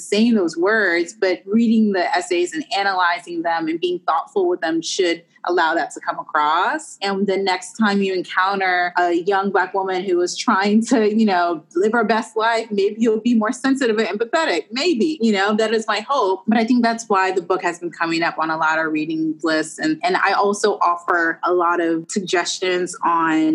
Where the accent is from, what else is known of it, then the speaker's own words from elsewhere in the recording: Washington, District of Columbia, United States; moved away; I'm from Washington, D.C. originally